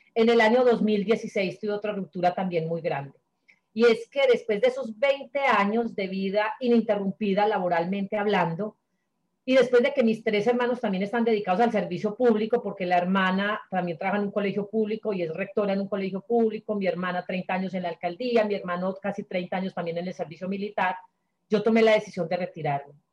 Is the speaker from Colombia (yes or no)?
yes; Sonsón, Antioquia, Colombia; moved away as an adult; Sonsón, el pueblo donde yo nací